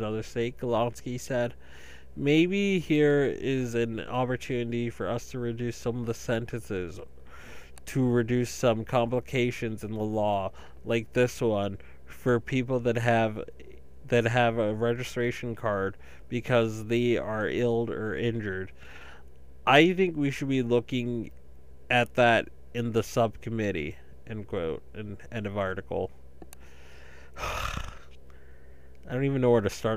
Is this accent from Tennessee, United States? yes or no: no; eastern Massachusetts, United States; I grew up in eastern Massachusetts